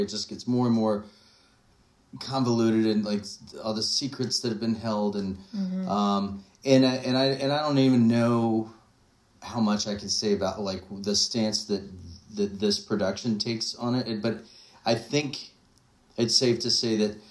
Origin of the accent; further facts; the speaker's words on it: Winston-Salem, North Carolina, United States; also born or lived in Wilmington, North Carolina; my hometown of Winston-Salem